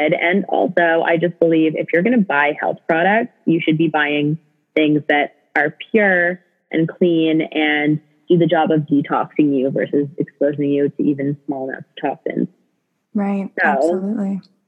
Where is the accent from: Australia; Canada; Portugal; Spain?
Canada; also born or lived in British Columbia; I'm from Canada and went to college in British Columbia